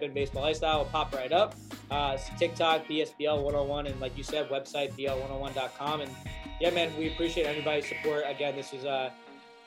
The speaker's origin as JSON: {"language": "English", "region": "New York", "country": "United States", "tie": "born or raised there", "said": "I grew up in New York in a court during the Derek Jeter era"}